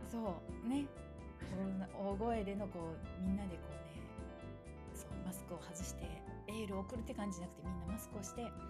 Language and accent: Japanese; Kagawa, Japan; 私香川県出身で